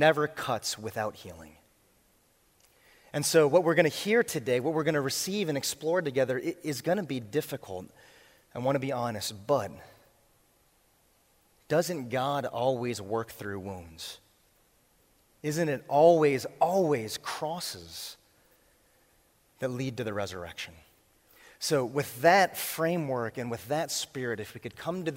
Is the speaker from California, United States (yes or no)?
no; Boston, Massachusetts, United States; I am from Boston